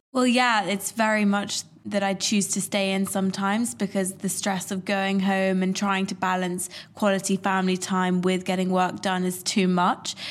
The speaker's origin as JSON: {"language": "English", "region": "London", "country": "United Kingdom", "said": "I'm from London"}